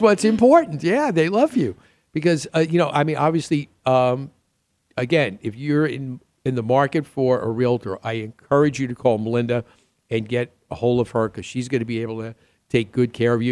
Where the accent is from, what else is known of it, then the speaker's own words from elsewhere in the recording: New York City, New York, United States; I'm from the Queens side